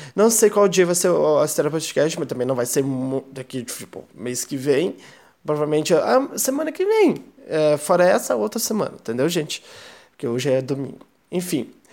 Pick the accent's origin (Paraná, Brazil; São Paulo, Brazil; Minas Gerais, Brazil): Paraná, Brazil; Curitiba; sou de Curitiba